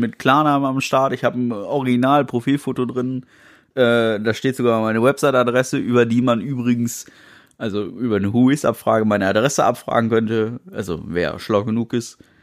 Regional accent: Germany; Ja, ich bin Deutscher.

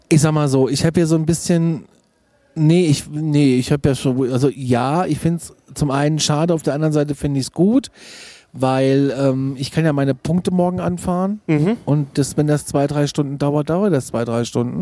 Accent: Germany; als Deutscher

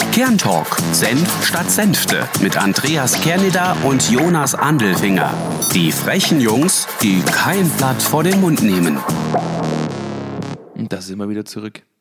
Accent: Bavaria, Germany; Ich weiß, das ist schlimm, wenn man als Bayer sagt, dass man keinerlei Bezug zu Bier hat.

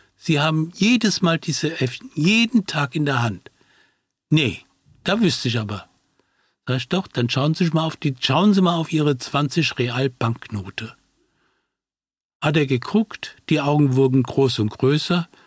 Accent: Brazil; now in Germany; dass ich selbst gebürtiger Brasilianer bin und somit äh, meinem Heimatland doch in irgendeiner Form auf diese Weise mich verbunden fühle

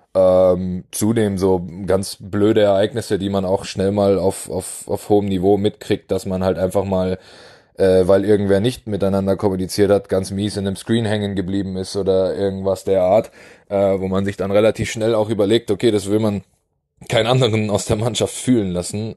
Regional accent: Weilheim, Germany; Coach in, in Weilheim in meiner Heimatstadt war

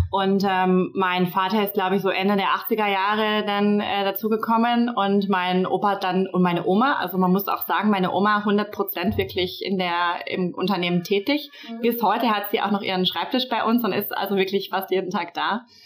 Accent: Baden-Baden, Baden-Württemberg, Germany; moved away as an adult; now in Berlin, Germany; 31 Jahre alt, ich komme aus Baden-Baden

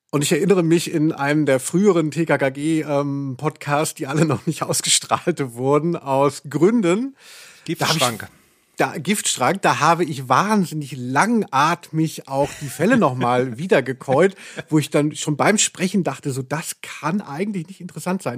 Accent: Hesse, Germany; Ich komme ja eben aus Hessen, da hieß die Kerb

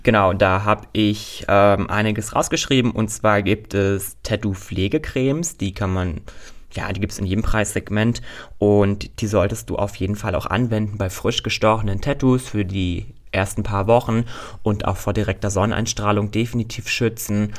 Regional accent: Berlin, Germany; Berlin ist meine Heimat

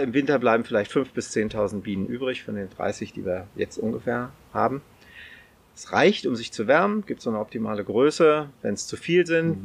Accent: near Celle, Lower Saxony, Germany; also born or lived in Hannover; So das Klassische mit der Schule in den Nachbarort gefahren. Also ich komme aus der Nähe von Celle

